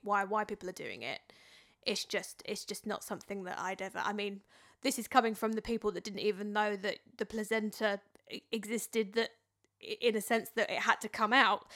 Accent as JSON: {"language": "English", "town": "Dartford", "region": "South East England", "country": "United Kingdom", "accent": "Dartford", "said": "my Dartford accent"}